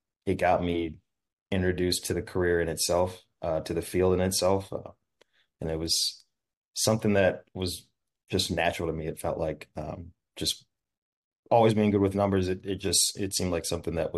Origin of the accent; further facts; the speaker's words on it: St. Louis, Missouri, United States; Actually, we're both from St. Louis. Been living there since we were in middle school.